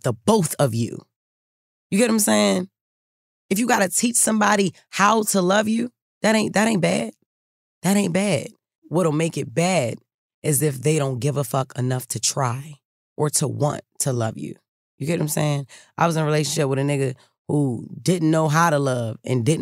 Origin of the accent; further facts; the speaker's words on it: Baltimore, Maryland, United States; I'm from Baltimore